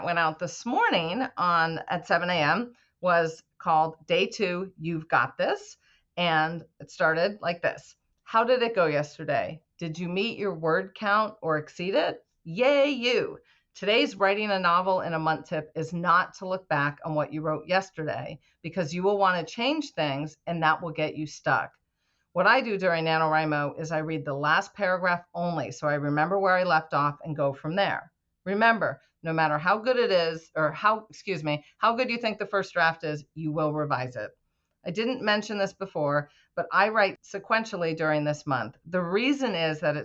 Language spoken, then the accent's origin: English; New England, United States; I grew up in New England, so that's why I'm using that as an example. We say things like wicked a lot